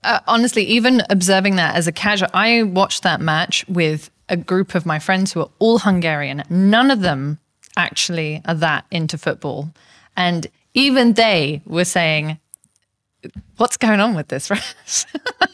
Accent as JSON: {"language": "English", "region": "England", "country": "United Kingdom", "said": "I'm English"}